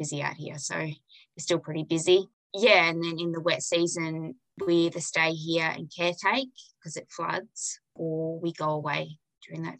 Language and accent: English; Kalyeeda Station, Kimberley, Western Australia, Australia; I grew up here on Callier Station